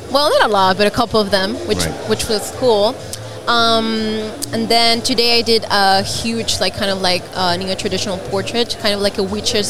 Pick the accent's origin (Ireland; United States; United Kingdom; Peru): Peru; moved away; I'm from Peru